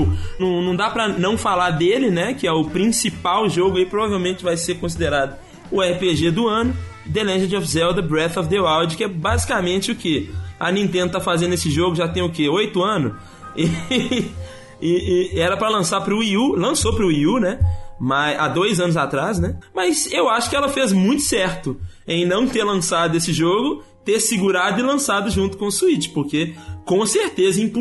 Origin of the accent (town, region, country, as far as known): Brazil